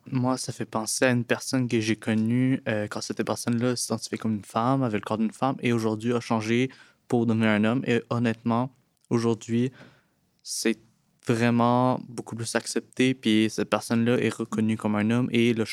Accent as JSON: {"language": "French", "area": "Laurentides", "region": "Quebec", "country": "Canada", "said": "j'ai 17 ans, je viens de, des Laurentides"}